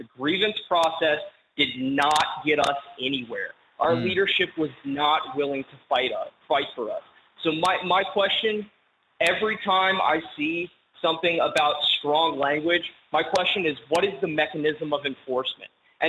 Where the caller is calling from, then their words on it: Denton, Texas, United States; I'm calling out of Denton, Texas.